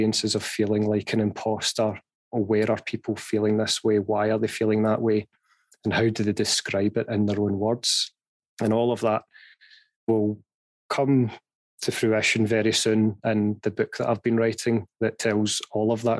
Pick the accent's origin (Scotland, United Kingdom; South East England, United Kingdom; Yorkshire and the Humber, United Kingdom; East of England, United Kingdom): Scotland, United Kingdom; Glasgow; I was born and raised in Glasgow.